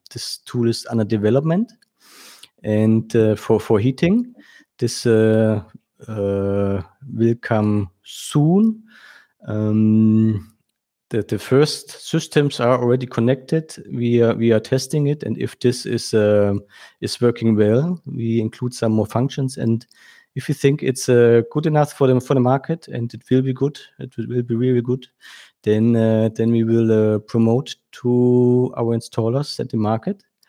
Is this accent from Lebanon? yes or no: no; Germany; I was born in Germany and, uh, uh, now I live in, uh, uh, close to Frankfurt